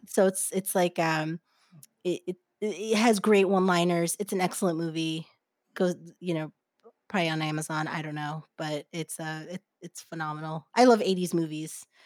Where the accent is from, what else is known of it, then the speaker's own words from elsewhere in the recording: New Jersey, United States; also born or lived in Brooklyn, New York / Haiti (ancestry); now in Los Angeles, United States; My family's from Haiti, but I was born and raised in New Jersey and then schooled on the streets of Brooklyn.